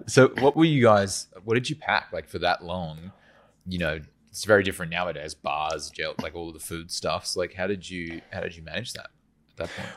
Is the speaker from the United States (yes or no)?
no; Western Australia, Australia; moved away; I'm from Western Australia, so it's very flat.